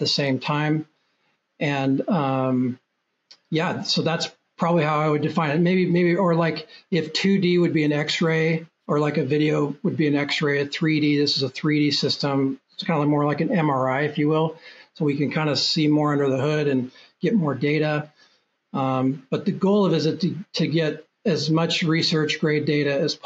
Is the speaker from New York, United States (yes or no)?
no; Portland, Oregon, United States; I'm from Portland, Oregon